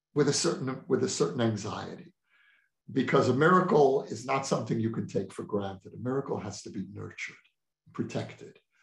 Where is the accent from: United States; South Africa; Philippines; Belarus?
United States; moved away as an adult; now in Israel; someone who was born and raised in the American Jewish community